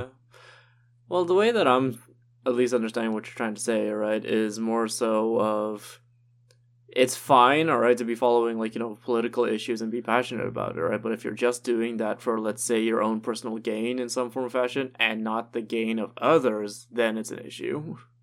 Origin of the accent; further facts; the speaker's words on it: Trinidad & Tobago; moved away as an adult; now in Toronto, Canada; me growing up in Trinidad